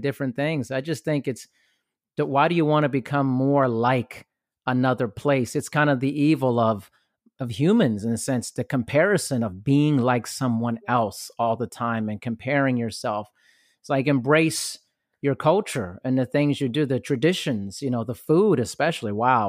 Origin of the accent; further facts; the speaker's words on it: Germany; Like I grew up partially in Europe and Germany, and you know, it took a long time for me to travel back.